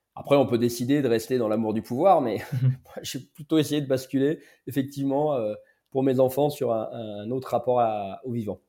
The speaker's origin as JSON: {"language": "French", "town": "Lyon", "region": "Auvergne-Rhône-Alpes", "country": "France", "tie": "born or raised there", "said": "J'ai grandi à Lyon"}